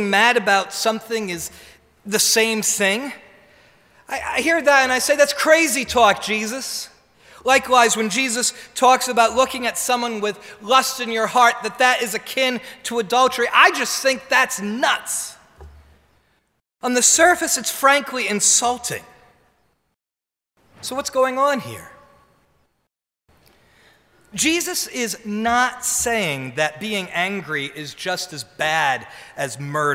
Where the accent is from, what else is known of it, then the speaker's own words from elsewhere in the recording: New Jersey, United States; I'm from New Jersey.